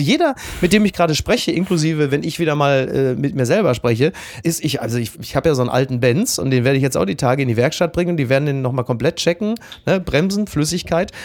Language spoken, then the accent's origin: German; Ruhr area, North Rhine-Westphalia, Germany; bei uns im Ruhrgebiet